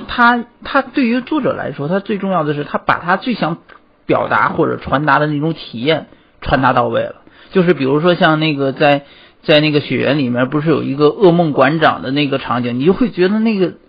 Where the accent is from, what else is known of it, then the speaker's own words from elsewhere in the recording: Tianjin, China; moved away as an adult; 我天津人，我天津也有